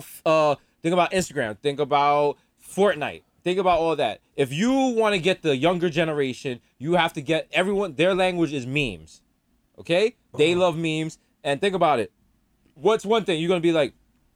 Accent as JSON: {"language": "English", "country": "United States", "said": "just because I'm from America."}